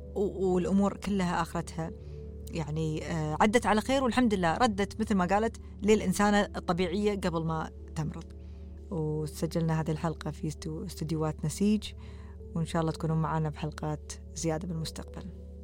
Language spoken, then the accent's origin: Arabic; Kuwait; also born or lived in Canada; إحنا ككويتيين